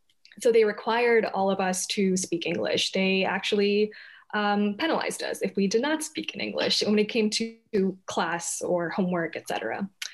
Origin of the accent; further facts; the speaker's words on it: Hyderabad, Telangana, India; born there; first language Telugu; Yeah, so I was actually born in India. I was born in Hyderabad, which was formerly in Andhra Pradesh, but now they're two states.